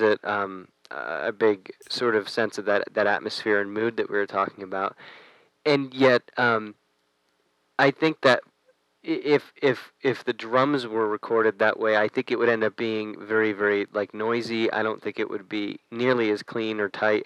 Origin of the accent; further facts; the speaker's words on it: United States; I grew up right outside of New York